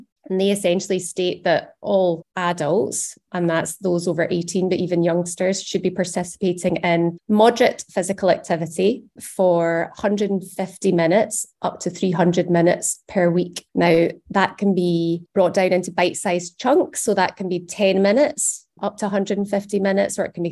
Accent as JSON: {"language": "English", "region": "Scotland", "country": "United Kingdom", "said": "as Scottish adults"}